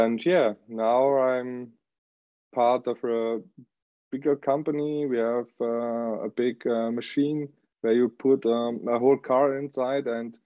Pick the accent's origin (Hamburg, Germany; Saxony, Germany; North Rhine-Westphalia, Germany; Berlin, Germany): Saxony, Germany; Leipzig; moved away as an adult; now in Ingolstadt, Germany; we are from Leipzig in Saxony. And today, yes, since more than half a year, 1.5 years, we are in nearby Ingolstadt